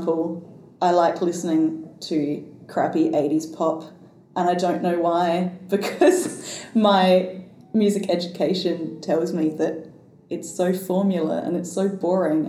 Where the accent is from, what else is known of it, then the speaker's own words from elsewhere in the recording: Australia; as a white Australian